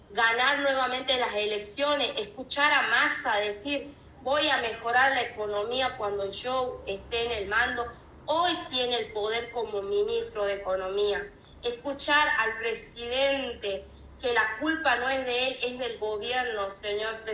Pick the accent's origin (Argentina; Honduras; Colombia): Argentina; a mí como argentina o a los argentinos